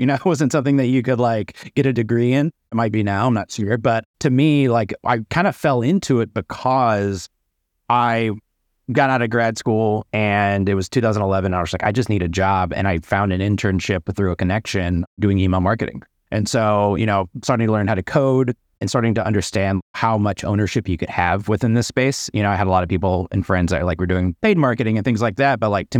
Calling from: Brooklyn, New York, United States; I'm in Brooklyn, New York.

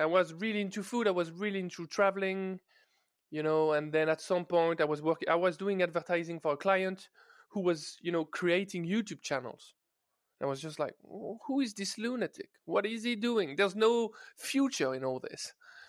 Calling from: Paris, Île-de-France, France; I'm joining you from Paris, guys, from France, from my freshly renovated office.

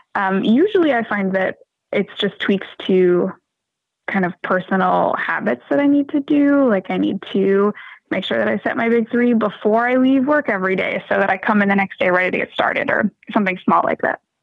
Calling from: Malden, Massachusetts, United States; I'm calling from Malden, Massachusetts, just north of Boston.

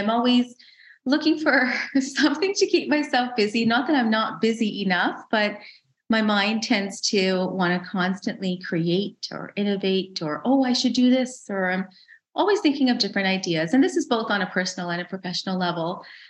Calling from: Calgary, Alberta, Canada; I'm in Canada. I'm in Calgary, Alberta, the lovely west of Canada.

